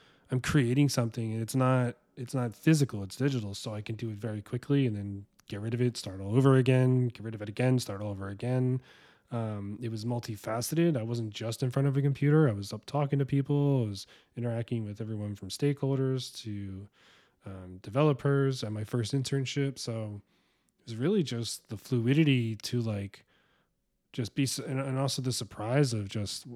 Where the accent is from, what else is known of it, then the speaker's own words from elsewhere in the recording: Philadelphia, Pennsylvania, United States; moved away as an adult; also born or lived in Fairfax, Virginia / New York; now in Seattle, United States; I was born and raised in South Philly, youngest of four boys.